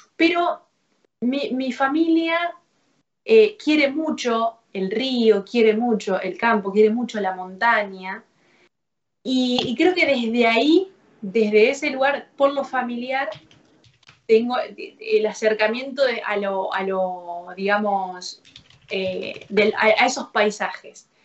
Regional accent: Rafaela, Santa Fe, Argentina; moved away as an adult; also born or lived in Córdoba, Argentina / Rosario, Argentina; now in Buenos Aires, Argentina; viviendo en, en, mi ciudad natal, en Rafaela, a los 14 años empecé a tomar clases

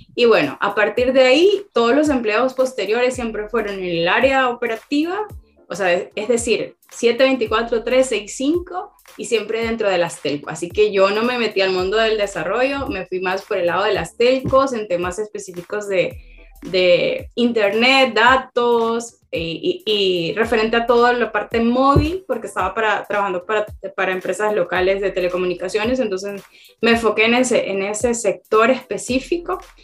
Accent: Tegucigalpa, Francisco Morazán, Honduras; now in El Salvador; yo nací en Tegucigalpa, Honduras, vivo en El Salvador

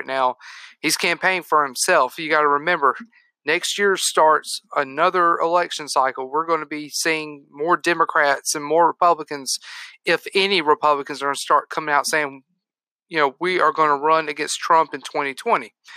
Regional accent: United States; us as American citizens

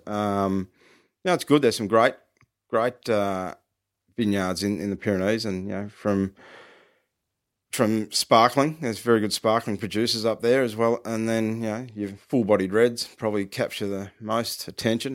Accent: Ballarat, Victoria, Australia; I grew up around Ballarat

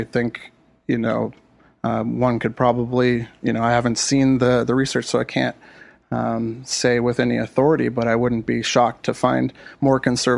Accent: California, United States; I could speak from experience where I grew up in the Antelope Valley, traditionally very conservative part of, especially for California, very conservative state.

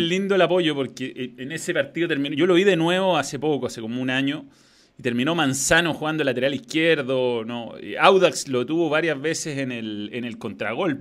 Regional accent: Chile

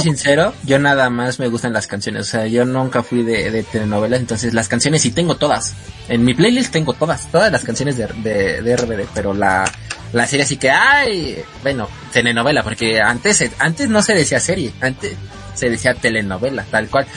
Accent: Mexico City, Mexico; yo soy de la Ciudad de México

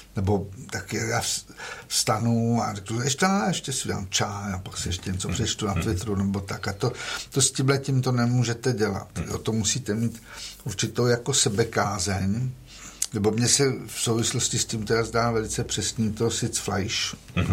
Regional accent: Prague, Czechia; já jsem celoživotně z Prahy, z Prahy pět, chodil jsem tady na Santošku

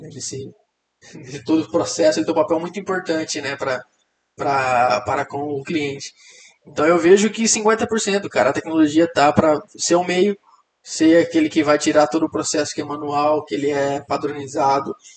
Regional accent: interior of Mato Grosso, Brazil; moved away; eu vim do interior do Mato Grosso, né, uma cidade muito pequena

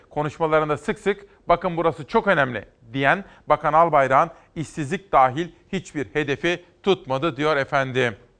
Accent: Simav, Kütahya, Turkey; Uşak benim doğum yerime çok yakın. Biz Kütahyalıyız ama Simav Kütahya'dan bile daha yakındır.

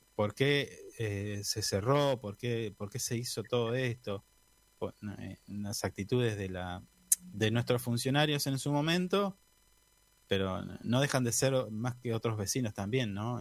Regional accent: Esquel, Chubut, Argentina; moved away; yo soy nacido en Esquel, tengo familiares en Esquel.

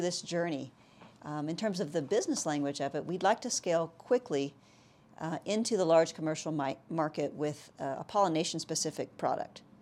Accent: South Texas, United States; moved away; I'm actually from South Texas

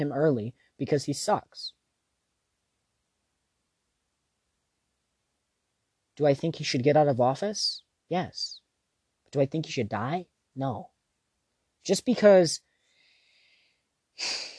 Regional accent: United States; I'm American

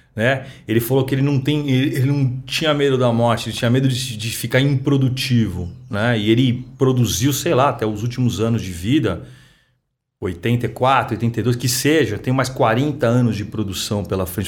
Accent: São Paulo, Brazil; eu sou nascido e criado aqui em São Paulo

